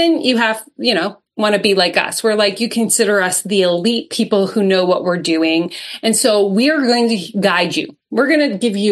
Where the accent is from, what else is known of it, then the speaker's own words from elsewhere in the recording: Canada; I'm Canadian